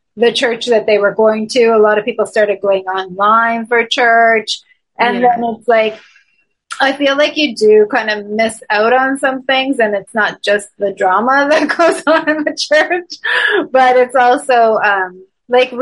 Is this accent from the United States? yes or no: no; Toronto, Ontario, Canada; moved away as an adult; now in Montreal, Canada; I'm originally from Toronto, Canada